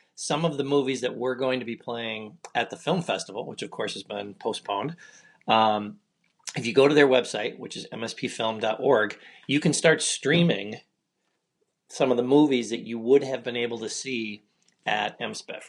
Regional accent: Michigan, United States; I'm from Michigan

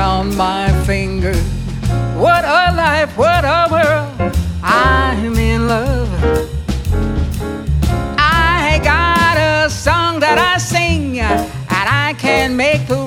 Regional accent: Chillicothe, Missouri, United States; now in Minneapolis, United States; I was born in a small town called Chillicothe in Missouri, which is outside of Kansas City

